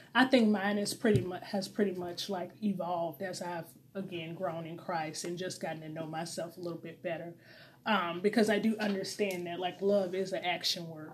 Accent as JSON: {"language": "English", "town": "St. Louis", "region": "Missouri", "country": "United States", "moved": "yes", "said": "I am single from St. Louis, Missouri, originally"}